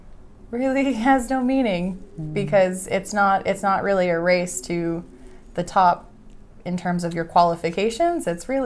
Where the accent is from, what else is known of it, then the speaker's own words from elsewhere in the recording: United States; moved away as an adult; also born or lived in Korea; now in South Korea; I'm from America. I've lived in Korea for 10 years